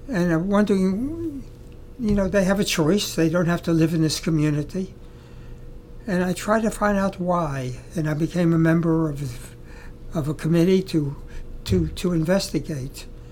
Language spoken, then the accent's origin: English; Baltimore, Maryland, United States; I come from Baltimore, Maryland. This was in the early 30s and 40s, early 40s, where there were no blacks in my community. I went to public school, junior high school, high school, called the Baltimore City College